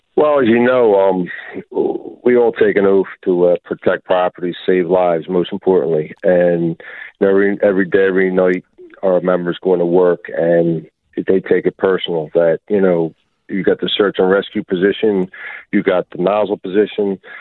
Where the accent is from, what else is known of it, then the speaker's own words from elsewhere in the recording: Philadelphia, Pennsylvania, United States; I grew up in Kensington and and and down in um Juniata